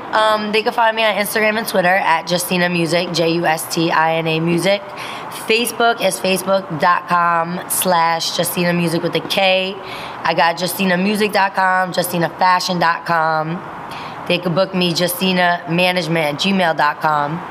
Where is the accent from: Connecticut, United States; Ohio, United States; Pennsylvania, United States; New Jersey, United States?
New Jersey, United States; Passaic County; I'm from Jersey. You know what I'm saying? We are Jersey. I'm from North Jersey, Passaic County